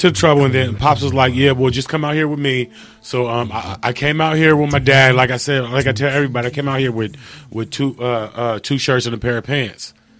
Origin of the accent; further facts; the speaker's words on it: Fairfield, California, United States; moved away as an adult; also born or lived in Portland / Ireland; now in Arizona, United States; I'm born in Fairfield, California. Yeah, you know I mean, I'm from the Bay Area.